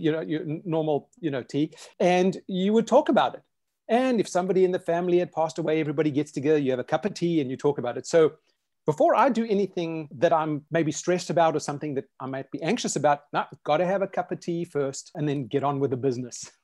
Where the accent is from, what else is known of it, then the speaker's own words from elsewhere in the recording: South Africa; now in United States; I grew up in South Africa.